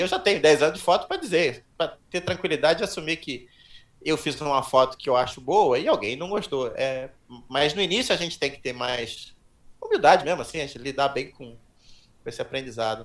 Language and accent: Portuguese; Petrópolis, Rio de Janeiro, Brazil; also born or lived in São Paulo; nasci em São Paulo, me mudei para Petrópolis, comecei a fazer trilha pelo clube de montanhismo lá